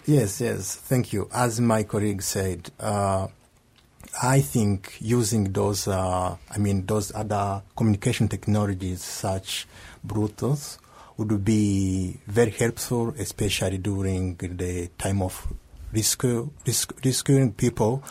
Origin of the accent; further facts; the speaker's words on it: Rwanda; moved away as an adult; now in Kobe, Japan; from Rwanda